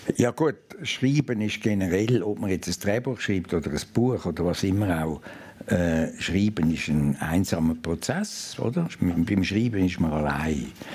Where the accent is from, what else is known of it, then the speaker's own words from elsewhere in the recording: Lake Zurich municipality, Switzerland; Ich bin in Helleberg aufgewachsen, Seegemeinde am Zürichsee.